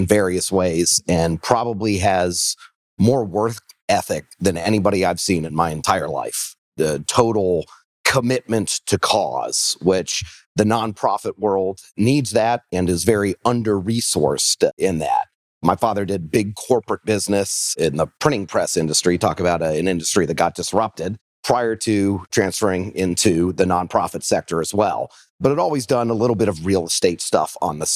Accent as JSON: {"language": "English", "town": "Nashville", "region": "Tennessee", "country": "United States", "tie": "born or raised there", "also_born_or_lived": "Rhode Island / Northeast US / New Orleans", "said": "I was born in Rhode Island, moved around the Northeast a little bit, and then ended up in Nashville before I was 10. Grew up in Nashville"}